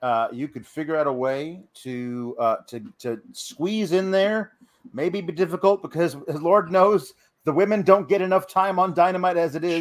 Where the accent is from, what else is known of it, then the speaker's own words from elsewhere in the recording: Oregon, United States; moved away; I grew up in Oregon